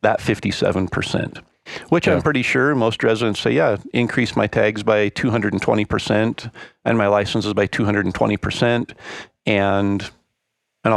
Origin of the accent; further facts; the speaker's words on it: Idaho, United States; we're from Idaho